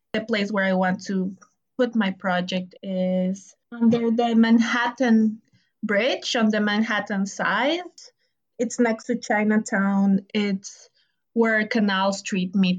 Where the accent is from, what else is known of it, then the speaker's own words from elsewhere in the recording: Ecuador; now in New York, United States; I'm from Ecuador